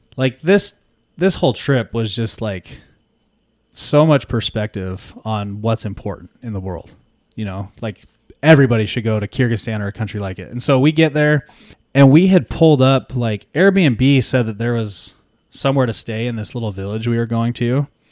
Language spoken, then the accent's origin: English; California, United States